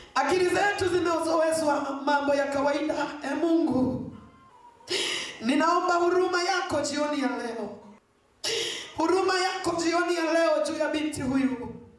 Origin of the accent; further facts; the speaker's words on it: Mbeya, Tanzania; nyumbani kwetu Mbeya.